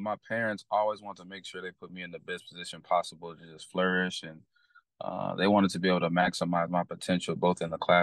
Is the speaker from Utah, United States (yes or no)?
no; Fort Worth, Texas, United States; I grew up in Fort Worth, Texas. Most of my family's from Houston, but I grew up in Fort Worth, Texas. I'm a Fort Worth native.